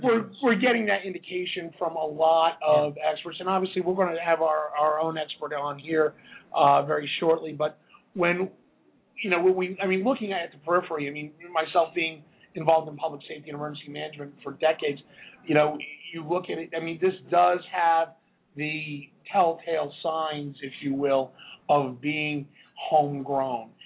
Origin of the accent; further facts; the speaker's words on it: just outside of Boston, Massachusetts, United States; I grew up in Boston. I grew up just outside of Boston